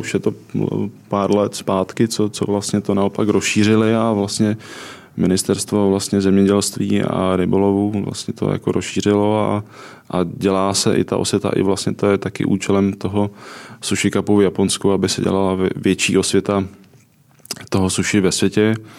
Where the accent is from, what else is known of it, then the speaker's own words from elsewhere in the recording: Czechia; jsem z Čech a obecně z Evropy